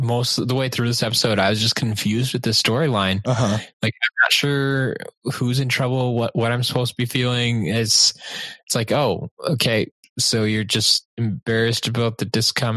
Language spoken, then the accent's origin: English; United States; I'm an American